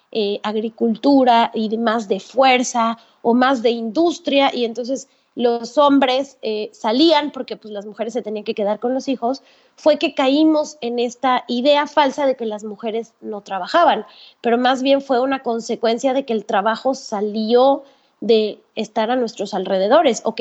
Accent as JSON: {"language": "Spanish", "country": "Mexico", "moved": "as an adult", "lives_now": "Panama"}